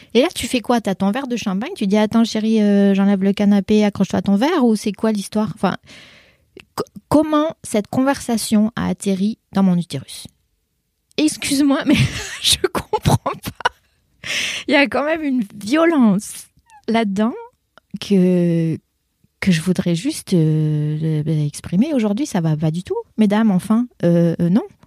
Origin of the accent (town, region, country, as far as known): France; born or raised there; first language French; moved away as an adult